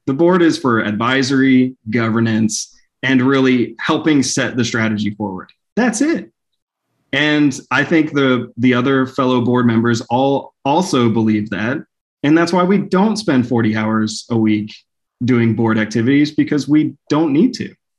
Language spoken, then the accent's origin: English; Dallas, Texas, United States; moved away as an adult; also born or lived in Plano, Texas; now in Hot Springs Village, United States; as a kid growing up in Dallas